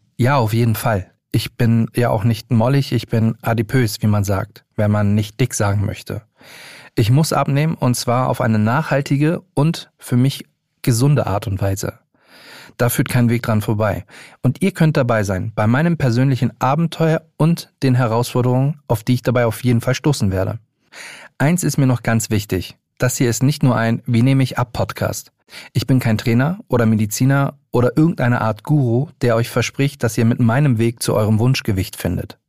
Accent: Hamburg, Germany; moved away as an adult; now in Berlin, Germany; 35 Jahre, gebürtiger Hamburger, seit knapp sieben Jahren Wahlberliner

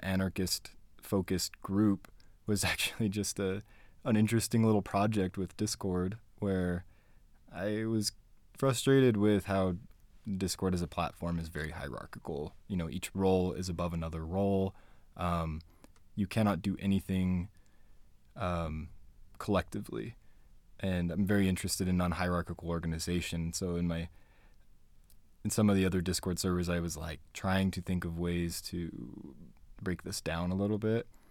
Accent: Spanish Fork, Utah, United States; also born or lived in Payson, Utah / Fort Worth, Texas; I grew up here. I grew up in Spanish Fork and Payson, Utah

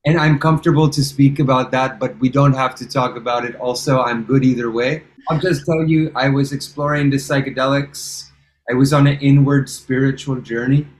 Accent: England, United Kingdom; I was born in England

